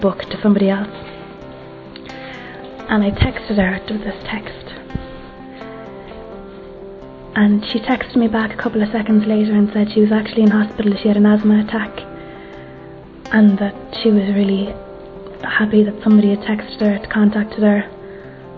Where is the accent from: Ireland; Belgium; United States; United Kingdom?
Ireland; I'm 25 and I'm from Ireland